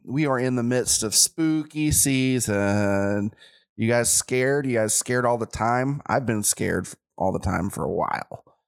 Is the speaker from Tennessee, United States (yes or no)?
yes; Chattanooga, Tennessee, United States; born or raised there